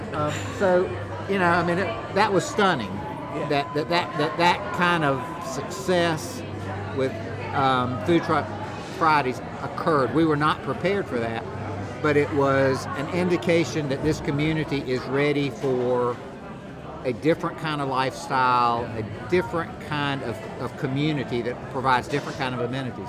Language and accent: English; Rock Hill, South Carolina, United States; it's where I live and it's my hometown